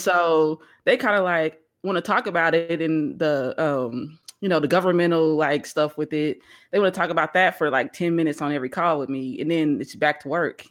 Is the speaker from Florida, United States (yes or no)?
no; Missouri, United States; now in Texas, United States; I'm from Missouri, so, you know, we used to the cold weather